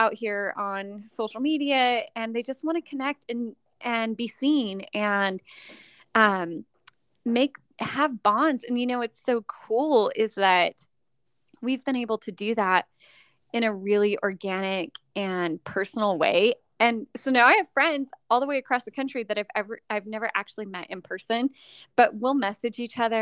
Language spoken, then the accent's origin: English; Orange County, Southern California, United States; moved away as an adult; also born or lived in western United States; now in Northern Nevada, United States; I'm from Southern California originally. I grew up in Orange County, LA area